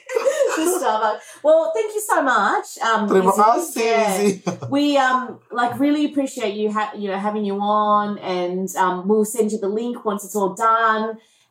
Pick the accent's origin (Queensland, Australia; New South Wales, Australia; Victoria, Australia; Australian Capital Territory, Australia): New South Wales, Australia; Sydney; because I like mum and dad, you know, were Vietnamese Chinese, and then they gave me my name. I was born in Sydney.